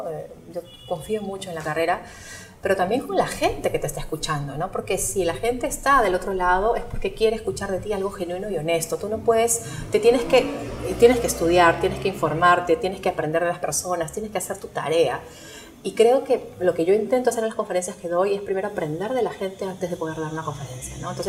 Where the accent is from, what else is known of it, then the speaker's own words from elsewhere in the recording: Lima, Peru; O sea, yo vengo de Lima con mi visión de Perú